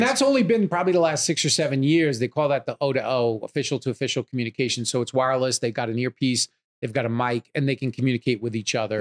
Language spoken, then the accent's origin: English; Long Island, New York, United States; moved away as an adult; now in Los Angeles, United States; I grew up in New York, Long Island